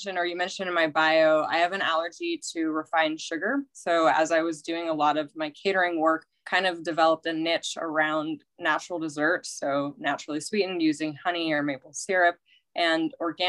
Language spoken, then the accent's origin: English; Carson City, Nevada, United States; moved away as an adult; now in San Diego, United States; I grew up in Carson City, which is a small town near Lake Tahoe